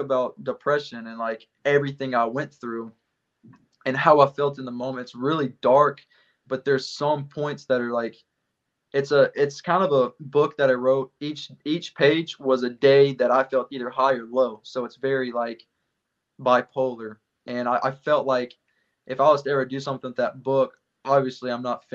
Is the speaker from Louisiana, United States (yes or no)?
yes; West Monroe, Louisiana, United States; moved away as an adult; now in Groton, United States; my hometown of West Monroe, Louisiana